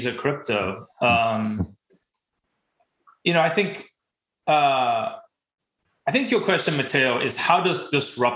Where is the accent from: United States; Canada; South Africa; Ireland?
South Africa; I grew up in South Africa